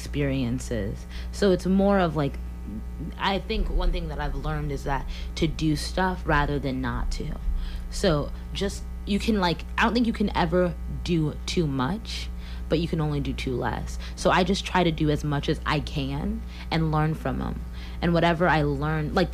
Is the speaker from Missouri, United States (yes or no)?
yes; Columbia, Missouri, United States; I'm from Columbia, Missouri, and I've been here my whole life.